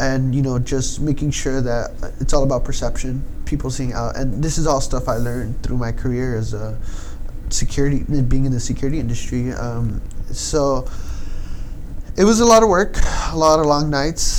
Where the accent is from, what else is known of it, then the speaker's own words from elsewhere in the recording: Los Angeles, California, United States; moved away as an adult; now in Lakewood, United States; I was born and raised here in San Pedro